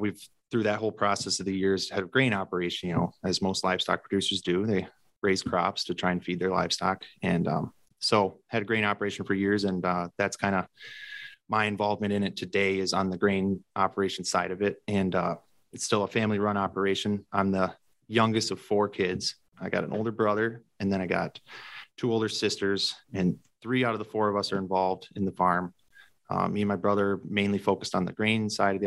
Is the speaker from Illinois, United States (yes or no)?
yes; Lena, Illinois, United States; I'm from Lena, Illinois area. And so it's just south of the Wisconsin border, a little bit in northwest Illinois. Currently live on and grew up on a family hog operation mainly